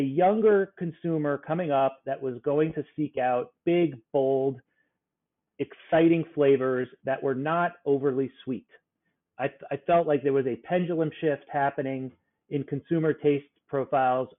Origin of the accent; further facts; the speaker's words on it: South Florida, United States; now in New York, United States; I grew up in South Florida and it was like a paradise of tropical fruits